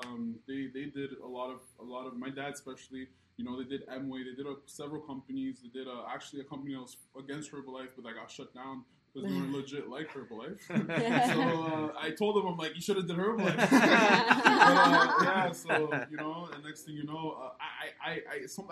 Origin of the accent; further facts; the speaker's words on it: Canada; moved away; I'm originally from Canada